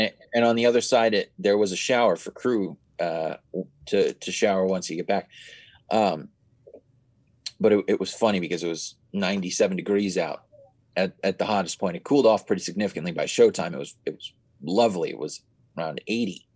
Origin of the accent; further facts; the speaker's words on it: San Francisco, California, United States; I'm from San Francisco